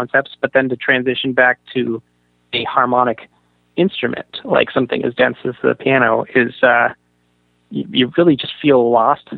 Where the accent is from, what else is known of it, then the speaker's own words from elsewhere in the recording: San Francisco, California, United States; moved away as an adult; also born or lived in Boston; I was 18 and from San Francisco